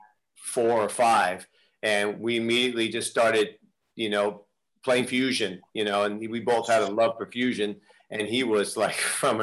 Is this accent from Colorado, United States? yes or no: no; Walnut Creek, California, United States; also born or lived in Oakland, California / Berkeley, California; now in Milan, Italy; I grew up in Walnut Creek. I was born in Oakland. We were living in Berkeley.